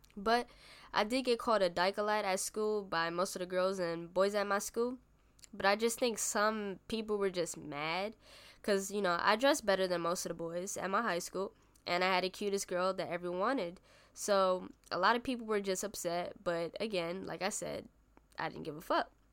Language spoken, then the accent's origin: English; New York City, New York, United States; I was born and raised in the Bronx, New York.